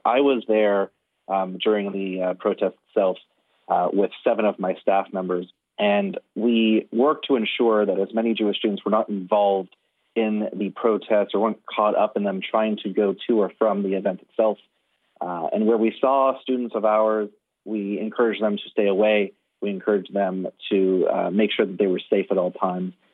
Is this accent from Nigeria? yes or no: no; Canada